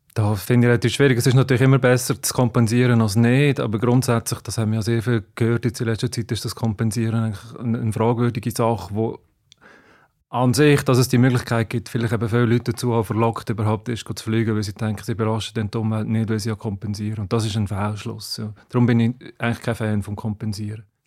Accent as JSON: {"language": "German", "country": "Switzerland", "said": "bei uns in der Schweiz"}